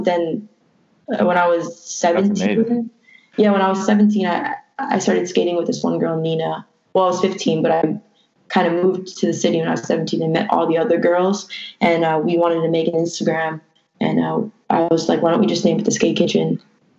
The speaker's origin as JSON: {"language": "English", "town": "Massapequa", "region": "New York", "country": "United States", "tie": "born or raised there", "said": "I'm kind of from Massapequa. I went to high school there"}